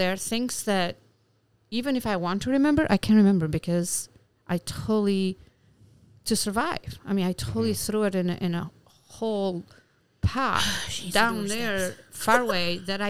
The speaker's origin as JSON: {"language": "English", "country": "Albania", "tie": "born or raised there", "also_born_or_lived": "Bergamo, Italy", "second_language": "English", "moved": "as an adult", "lives_now": "Alpine, United States", "said": "I am from Albania. Okay. And up to 25 years old, stayed there, and then we moved to Italy until I was 34, and then came to America."}